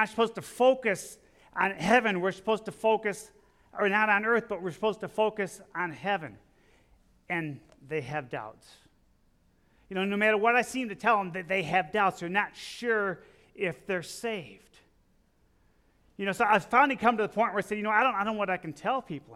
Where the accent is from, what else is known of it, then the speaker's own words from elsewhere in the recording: Illinois, United States; I'm from Illinois